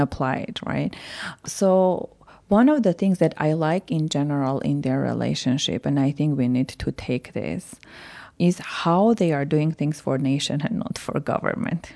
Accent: Yerevan, Armenia; moved away; I was born and raised in Yerevan

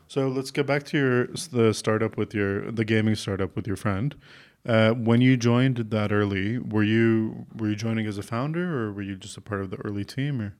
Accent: Canada; moved away; I'm from Canada originally

